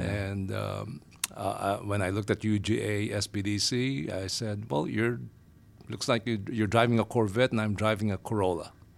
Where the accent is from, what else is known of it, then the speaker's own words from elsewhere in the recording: Manila, Metro Manila, Philippines; moved away as an adult; now in United States; I'm originally from Asia, Manila, Philippines, to be exact. Uh, we migrated to the Phi, uh, well, to the U S in the nineties